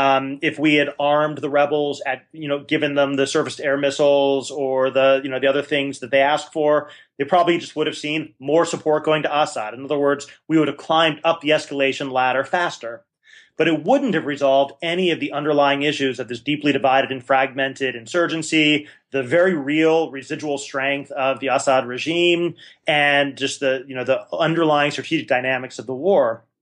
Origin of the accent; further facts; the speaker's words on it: Milwaukee, Wisconsin, United States; Yeah, I'm from Wisconsin and a Green Bay Packer fan and a Milwaukee Brewers fan. And I'm a big partisan of Wisconsin.